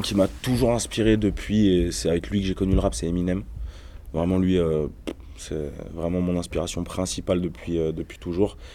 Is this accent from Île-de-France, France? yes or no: no; Ain, Auvergne-Rhône-Alpes, France; Je viens de la campagne, je viens de l'Ain.